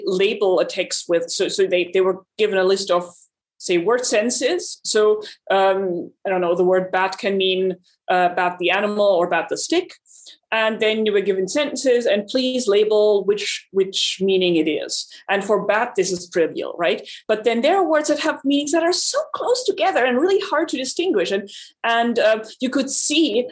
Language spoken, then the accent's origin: English; Germany; now in Austin, United States; I come from Germany originally